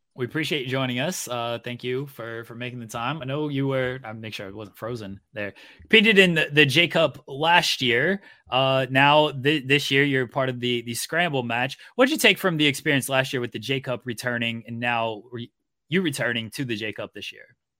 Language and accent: English; Virginia, United States; moved away; I was born in, in Virginia